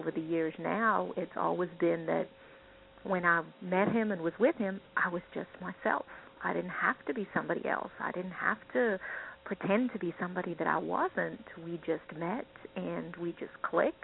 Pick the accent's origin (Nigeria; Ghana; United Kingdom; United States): United Kingdom; England; the culture I grew up in England